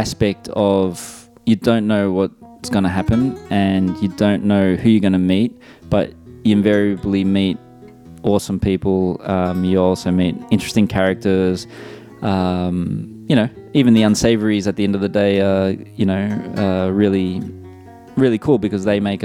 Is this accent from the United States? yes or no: no; Melbourne, Victoria, Australia; I'm born and raised in Melbourne and I'm also based in Melbourne at the moment.